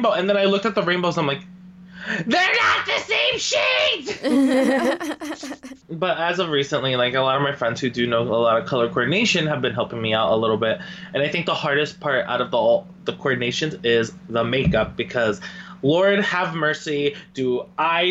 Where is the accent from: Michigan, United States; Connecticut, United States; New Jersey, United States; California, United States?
New Jersey, United States; I come from New Jersey